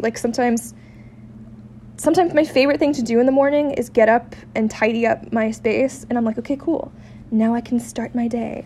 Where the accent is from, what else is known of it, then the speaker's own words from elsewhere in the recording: San Diego, California, United States; now in Seattle, United States; I'm not from here, I'm from San Diego.